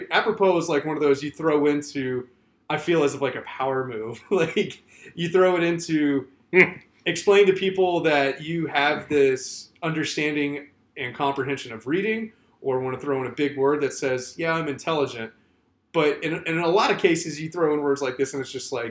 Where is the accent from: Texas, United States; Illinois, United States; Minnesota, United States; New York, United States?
Texas, United States; also born or lived in Salt Lake City, Utah; now in Arizona, United States; You know, I grew up in Texas. So we learned Spanish as our secondary language.